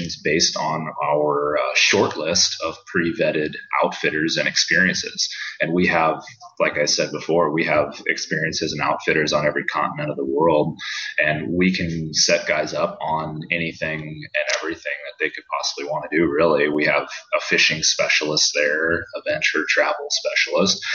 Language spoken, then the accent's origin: English; Iowa City, Iowa, United States; I'm born and raised in Iowa City, Iowa.